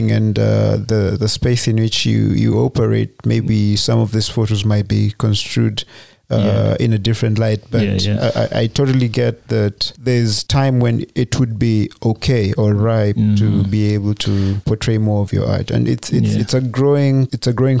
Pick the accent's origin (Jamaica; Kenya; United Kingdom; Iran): Kenya; since we're all Kenyan today